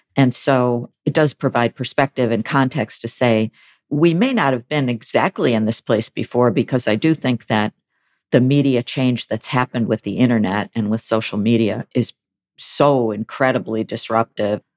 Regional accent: Buffalo, New York, United States; I was the top editor of the Buffalo News, which is my hometown daily

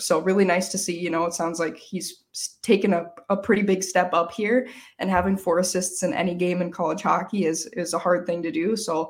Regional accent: Minnesota, United States; I'm from Minnesota, so we just say Mankato here.

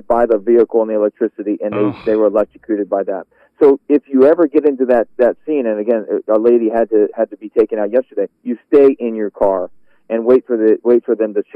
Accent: Washington, District of Columbia, United States; moved away as an adult; also born or lived in Philadelphia; I can move back to my hometown and take over for the legend that is Bob Ryan

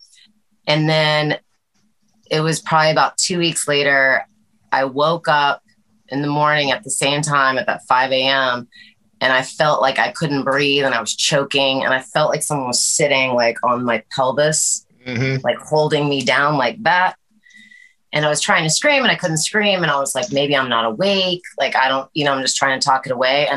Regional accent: Atlanta, Georgia, United States; moved away as an adult; also born or lived in Los Angeles, California; now in Nashville, United States; I grew up in Atlanta, lived a little bit of everywhere

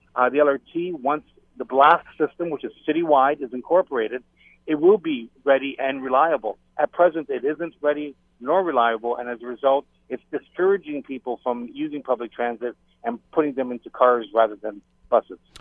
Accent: Hamilton, Ontario, Canada; having been born and raised in Hamilton

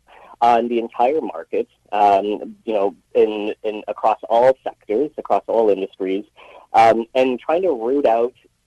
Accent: Richmond, British Columbia, Canada; I was born and raised in Richmond, BC

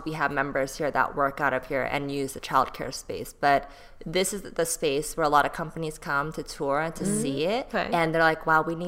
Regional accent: Bay Area, California, United States; also born or lived in Texas / Seoul, South Korea; now in Los Angeles, United States; I grew up in the Bay Area

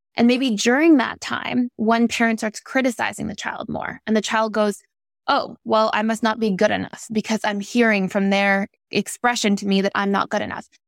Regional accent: Toronto, Ontario, Canada; I grew up in Toronto, Canada

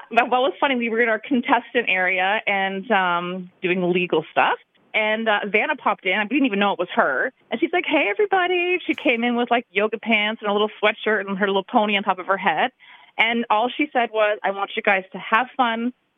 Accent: London, Ontario, Canada; moved away as an adult; now in Grand Rapids, United States; I am from Canada, from London, Ontario

